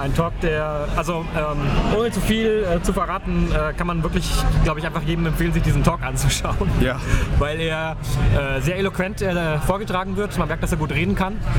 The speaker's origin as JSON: {"language": "German", "country": "Germany", "moved": "yes", "lives_now": "United Kingdom", "said": "als, als Deutscher"}